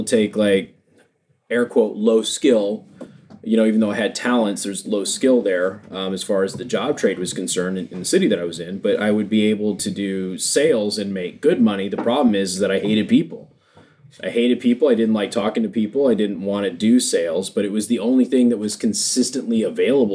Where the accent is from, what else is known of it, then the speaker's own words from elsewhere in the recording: Las Vegas, Nevada, United States; moved away as an adult; I'm from Las Vegas. So I was back in Las Vegas